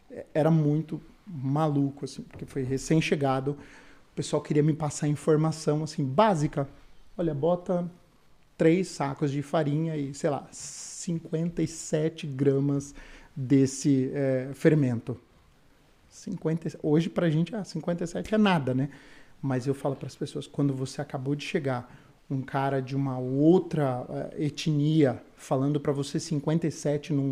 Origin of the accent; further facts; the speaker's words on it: São Paulo, Brazil; moved away as an adult; also born or lived in Campinas; now in Canada; eu sou de São Paulo, capital